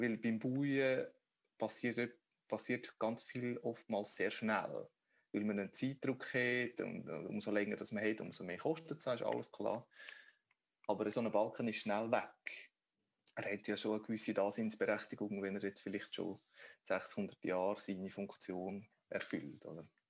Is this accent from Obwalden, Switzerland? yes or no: yes; Obwalden, Switzerland; bei der lokalen Denkmalpflege, wo ich aufgewachsen bin, in Obwalden